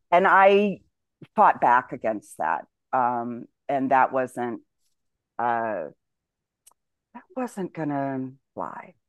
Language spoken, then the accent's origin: English; United States; moved away as an adult; I'm an American